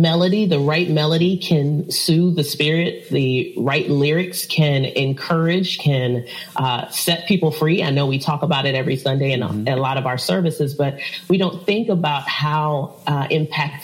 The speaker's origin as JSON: {"language": "English", "town": "Richmond", "region": "Virginia", "country": "United States", "moved": "as an adult", "lives_now": "Chesapeake, United States", "said": "I am originally from Richmond, Virginia, and I moved down to Chesapeake about almost 8"}